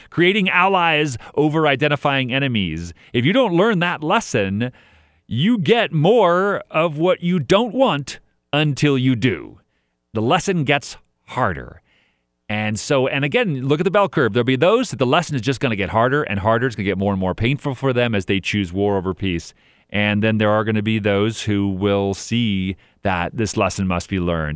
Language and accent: English; El Dorado County, California, United States; moved away; I grew up in El Dorado County for a while